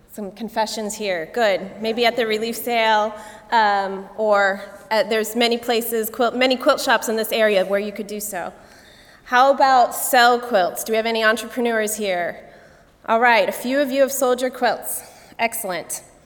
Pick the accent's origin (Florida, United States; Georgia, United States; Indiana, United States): Indiana, United States; Goshen; moved away as an adult; now in Pennsylvania, United States; my hometown of Goshen